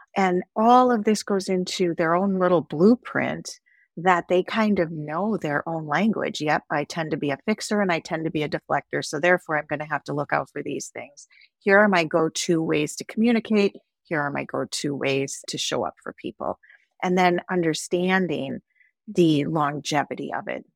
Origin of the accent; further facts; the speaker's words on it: Wisconsin, United States; also born or lived in Sandy Hook, Connecticut; I am from Wisconsin, and I am a cheesehead at heart. I love being from Wisconsin, I love this state, I love the people here